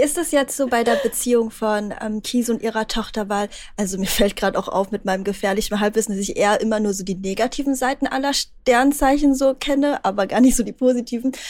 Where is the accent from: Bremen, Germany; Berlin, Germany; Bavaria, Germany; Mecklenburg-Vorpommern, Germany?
Berlin, Germany; ich bin aus Berlin